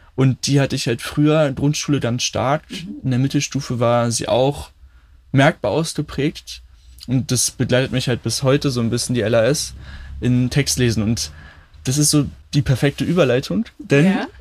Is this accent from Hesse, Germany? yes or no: no; Berlin, Germany; Ich bin auch in Berlin in Kreuzberg geboren